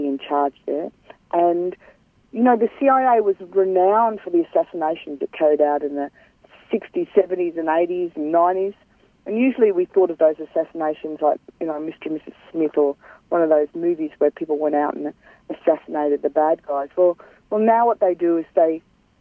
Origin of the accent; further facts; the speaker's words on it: Cairns, Queensland, Australia; I'm from Gimoy, which is Cairns in North Queensland